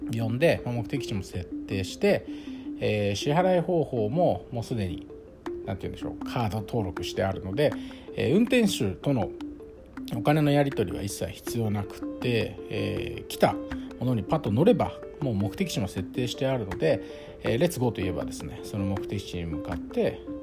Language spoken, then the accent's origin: Japanese; Saitama, Japan; 私は埼玉県出身なので